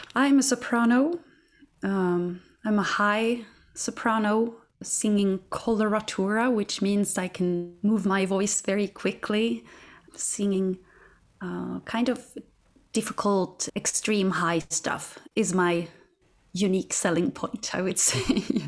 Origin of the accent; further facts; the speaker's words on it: Katrineholm, Södermanland, Sweden; my hometown, Katrineholm, where I'm from